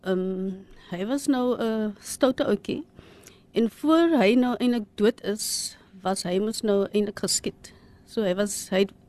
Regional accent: Cape Town, Western Cape, South Africa; ons is eintlik van Ottery. So ons het nou groot geword in 'n flat, you know, the Cape Flats.

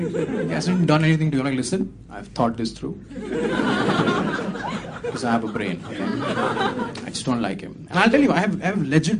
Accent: India; born there; Second reason, Fawad was born in Pakistan. I was born in India.

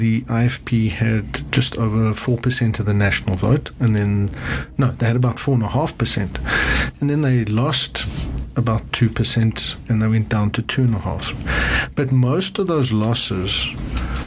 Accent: South Africa; as South Africans

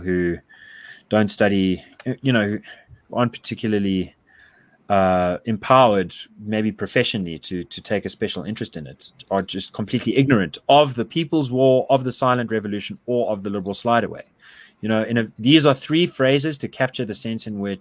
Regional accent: South Africa; as a South African

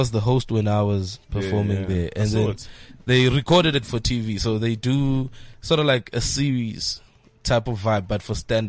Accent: Barberton, Mpumalanga, South Africa; I'm from Barberton, Dave.

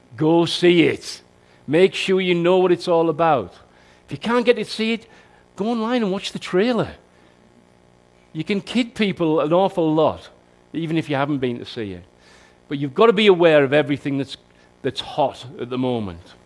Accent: Newton Aycliffe, North East England, United Kingdom; That's my hometown

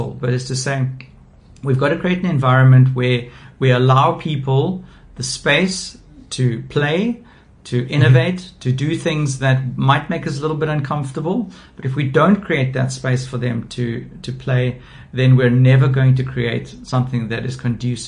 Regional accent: South Africa; as a South African

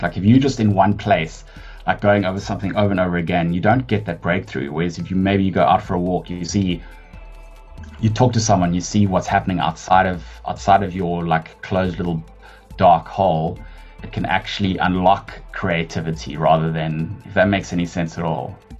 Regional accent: Johannesburg, Gauteng, South Africa; moved away as an adult; I actually grew up in Joburg. I'm a Joburg born and bred um, person.

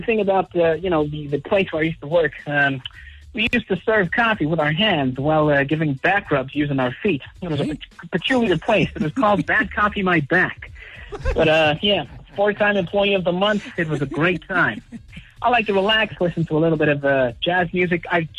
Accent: Wisconsin, United States; born there; Well, I was born in Wisconsin a long time ago.

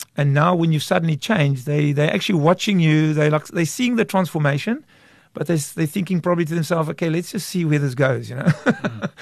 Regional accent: Kraaifontein, Western Cape, South Africa; I grew up in Kraaifontein till the age of 16.

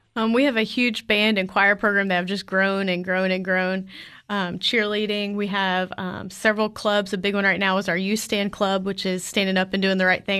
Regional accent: Clarksville, Tennessee, United States; I grew up in Clarksville and came to Tech

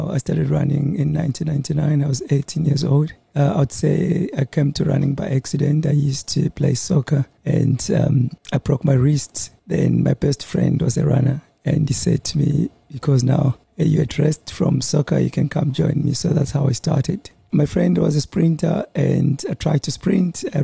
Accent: Bulawayo, Zimbabwe; moved away as an adult; also born or lived in Pretoria; now in Durban, South Africa; I was born in Bulawayo. Uh, 1982 and uh, I moved up here in 2004 2004.

